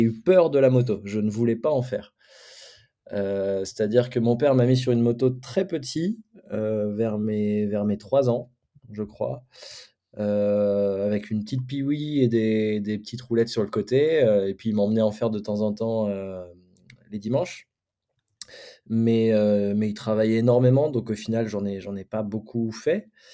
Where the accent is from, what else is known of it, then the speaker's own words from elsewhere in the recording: Champagne, Grand Est, France; on vient de la Champagne